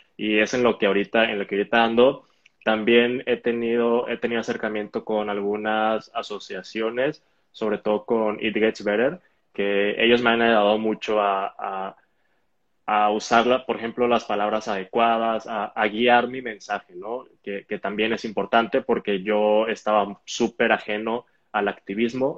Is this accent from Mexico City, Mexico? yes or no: no; Hermosillo, Sonora, Mexico; also born or lived in Guadalajara; Crecí en Hermosillo, que es donde estoy ahorita